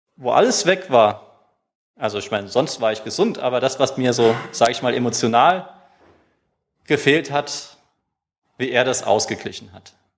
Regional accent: Germany; als Deutscher

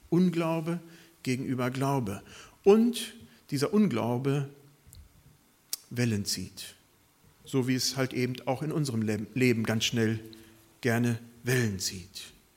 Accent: Germany; unsere Stärke als Deutsche

